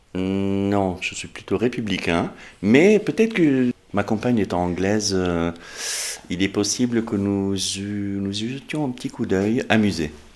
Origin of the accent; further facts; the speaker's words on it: Lebanon; also born or lived in Montpellier, France; now in Dordogne, France; je viens du Moyen-Orient, en fait, là où il y a la guerre